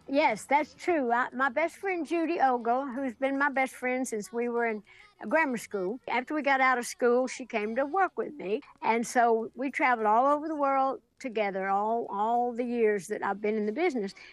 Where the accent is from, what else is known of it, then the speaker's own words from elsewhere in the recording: Sevier County, Tennessee, United States; back home in Sevier County, Tennessee, my hometown